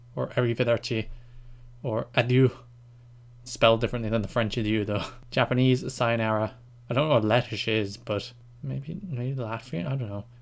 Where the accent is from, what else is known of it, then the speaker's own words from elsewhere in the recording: Ireland; I speak some Irish, 'cause I'm Irish